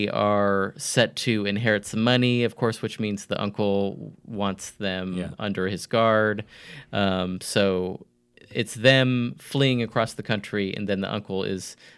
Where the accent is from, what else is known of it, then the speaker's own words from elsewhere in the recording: near Monterey, California, United States; I grew up near Monterey